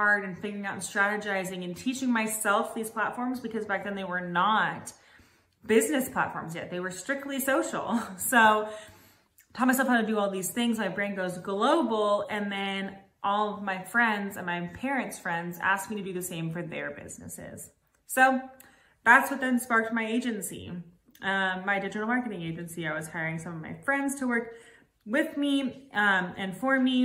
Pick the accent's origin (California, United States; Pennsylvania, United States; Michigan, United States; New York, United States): California, United States; Los Angeles; moved away as an adult; now in Nashville, United States; I'm from Los Angeles, California. I've lived here for about a year in Nashville